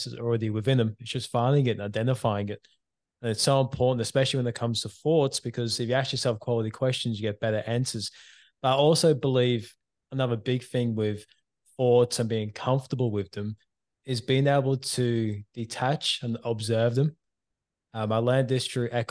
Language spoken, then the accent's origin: English; Queensland, Australia; also born or lived in England; it was left with just me and mum in Queensland.